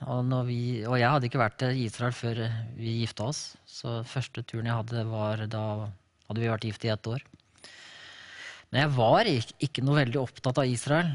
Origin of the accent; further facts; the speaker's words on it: Larvik, Vestfold, Norway; Jeg er født og oppvokst bare to kilometer unna der vi nå bor.